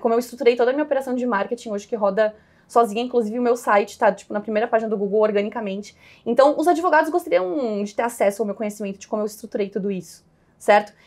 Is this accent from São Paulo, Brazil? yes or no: no; Caxias do Sul, Rio Grande do Sul, Brazil; moved away as an adult; also born or lived in Porto Alegre; nasci em Caxias do Sul, é, tive toda uma formação assim bem católica, em, em escolas bem tradicionais da cidade